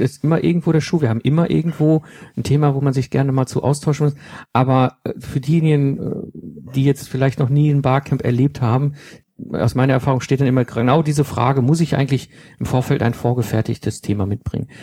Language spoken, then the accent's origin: German; Germany; als Deutsche